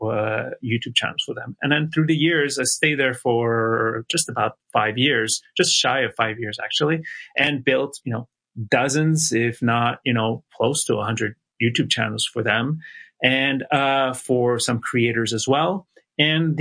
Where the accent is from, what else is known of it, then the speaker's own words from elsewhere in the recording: Montreal, Quebec, Canada; moved away as an adult; also born or lived in Toronto, Canada; I moved from my hometown of Montreal, Canada to Toronto